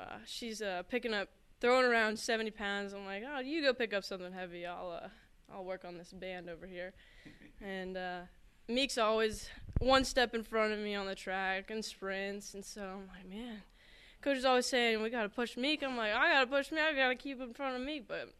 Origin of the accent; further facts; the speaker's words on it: Laurel, Maryland, United States; It's different for sure. I mean, half the time in Maryland, you don't even say hello to someone walking across from you.